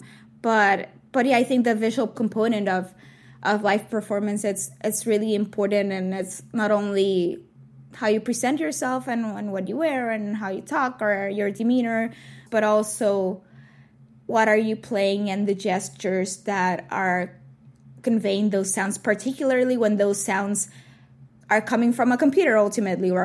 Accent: Puerto Rico; when I was growing up in Puerto Rico

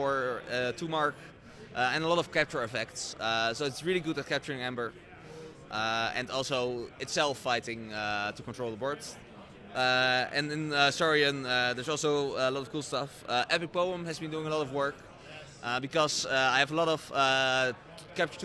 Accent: Netherlands; I'm from the Netherlands.

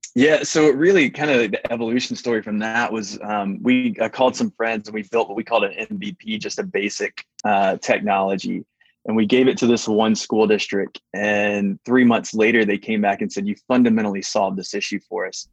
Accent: Baton Rouge, Louisiana, United States; moved away; also born or lived in Atlanta; I was born in Baton Rouge

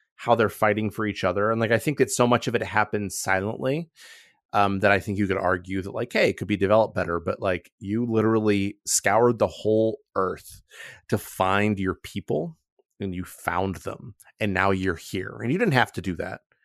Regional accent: Akron, Ohio, United States; I was raised in a grinding culture, um, 'cause I'm from Akron, Ohio, and that's who we are

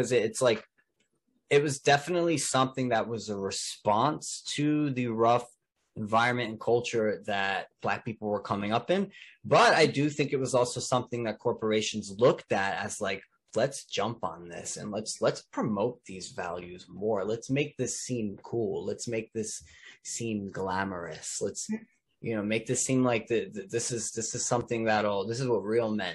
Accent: Elizabeth, New Jersey, United States; I'm also from an urban environment. I'm from Elizabeth, New Jersey. You know, I also grew up around a lot of rap music

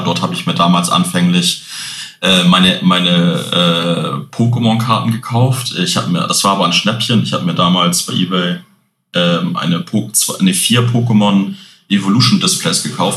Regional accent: Hamburg, Germany; bin Hamburger Jung, hier geboren, bis jetzt auch da geblieben

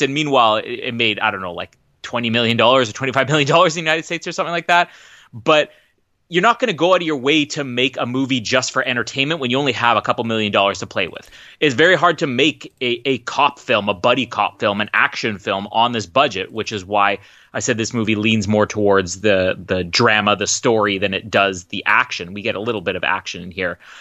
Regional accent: Winnipeg, Manitoba, Canada; I'm from Winnipeg

